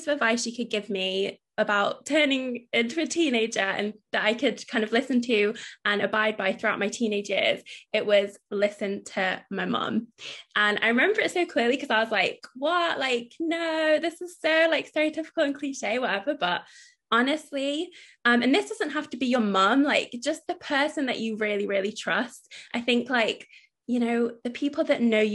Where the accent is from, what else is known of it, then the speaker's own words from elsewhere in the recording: United Kingdom; it's us being British